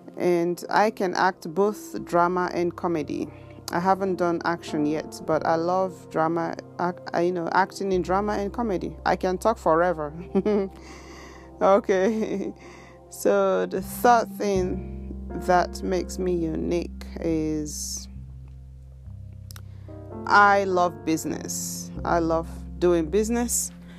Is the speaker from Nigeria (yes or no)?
yes; Nigeria; first language Igbo; English is a second language; moved away as an adult; now in Japan; I speak my native tongue, my native language, which is Igbo. Igbo, we call it Igbo. Then I speak English, and then I speak Japanese. The first two are, my first languages. And the third one is, I picked it up after I was already 20 years old when I came to Japan.